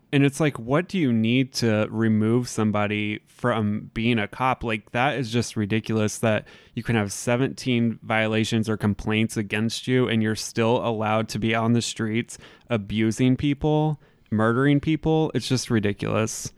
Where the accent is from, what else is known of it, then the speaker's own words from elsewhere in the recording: Southern Indiana, United States; me being the white person growing up in Southern Indiana